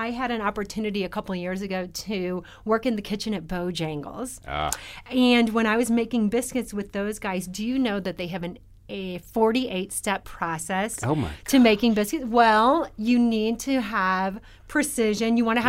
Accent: Midwest, United States; now in Atlanta, United States; I'm from the Midwest, so I grew up with cornbread.

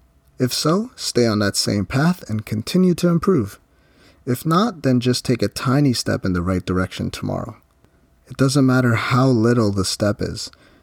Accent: Philippines; So me, I'm Filipino, I grew up eating Filipino food, and I still enjoy it to this day on occasion.

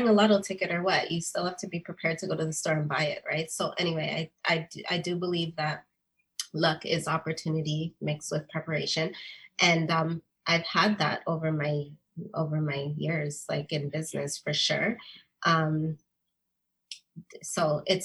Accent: Virginia Beach, Virginia, United States; now in Canada; I grew up in Virginia Beach

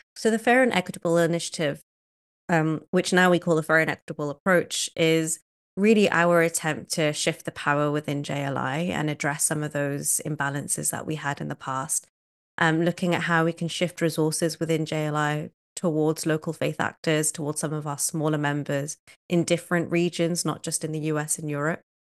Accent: Cardiff, Wales, United Kingdom; moved away as an adult; also born or lived in Kenya; now in United States; I was born in a city called Cardiff, which is the capital of Wales

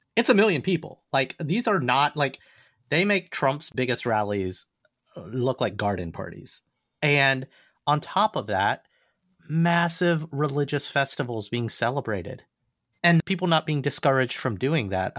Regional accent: United States; I'm an American. My parents were born in India

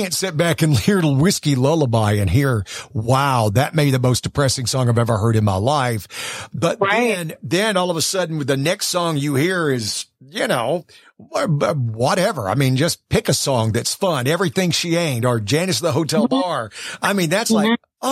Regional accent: South Alabama, United States; I'm from South Alabama.

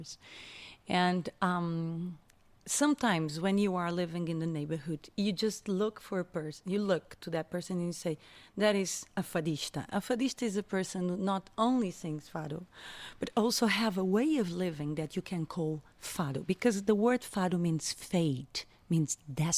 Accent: Lisbon, Portugal; born or raised there; English is a second language; also born or lived in Africa

